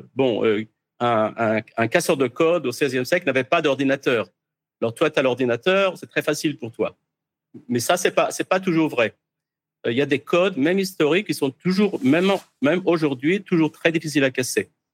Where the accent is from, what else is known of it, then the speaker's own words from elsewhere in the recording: France; moved away as an adult; Je suis né en France. J'ai quitté la France à peu près 40 ans. J'ai fait des études secondaire en France.